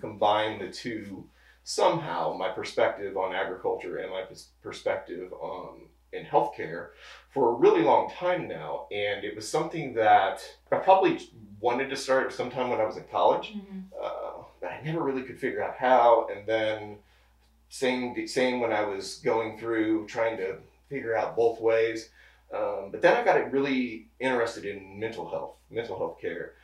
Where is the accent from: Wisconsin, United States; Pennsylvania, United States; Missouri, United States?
Missouri, United States; Cuba; I was born and raised outside of Cuba, so just down the road